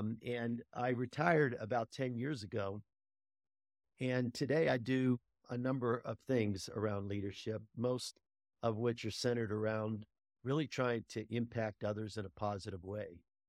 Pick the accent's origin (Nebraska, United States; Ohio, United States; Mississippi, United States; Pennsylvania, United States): Pennsylvania, United States; Pittsburgh; now in Denver, United States; I grew up in Pittsburgh, Pennsylvania, and I'm still am. While I live in Denver, I still am a avid Steeler fan